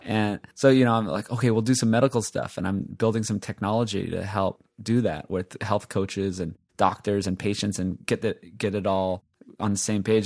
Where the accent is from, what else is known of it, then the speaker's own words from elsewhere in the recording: Hawaii, United States; I'm from Hawaii, right? I grew up, born and raised in Hawaii.